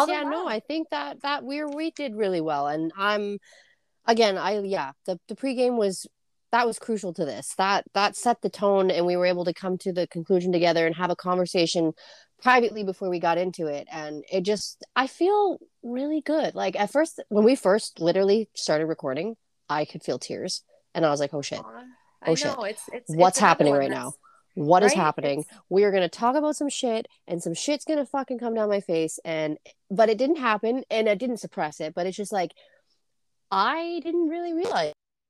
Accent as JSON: {"language": "English", "town": "Grand Prairie", "region": "Texas", "country": "United States", "tie": "born or raised there", "said": "And just growing up in Grand Prairie, that was not something that was normal."}